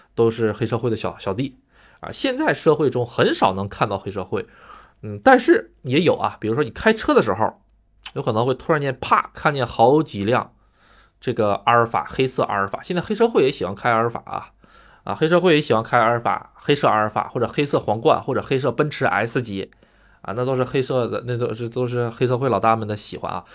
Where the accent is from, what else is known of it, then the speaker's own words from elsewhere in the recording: China; now in Japan; 咱们中国人的思想就是该花花，该，该省省